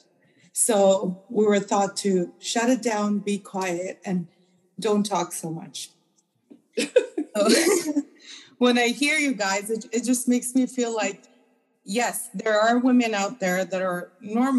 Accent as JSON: {"language": "English", "country": "India", "tie": "born or raised there", "also_born_or_lived": "Afghanistan / Uzbekistan", "moved": "yes", "said": "I was born in Afghanistan and raised in India"}